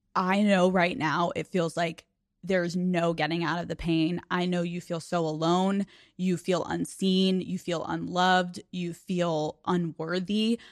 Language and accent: English; Newtown, Pennsylvania, United States; from Newtown, Pennsylvania that was bullied and awkward and insecure